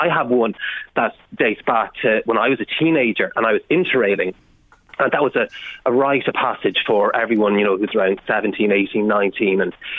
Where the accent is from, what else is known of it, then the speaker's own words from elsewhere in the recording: Ireland; And often I think it's more related to being Irish. I think, you know, all of us in Ireland have those experiences because we're an island, we're small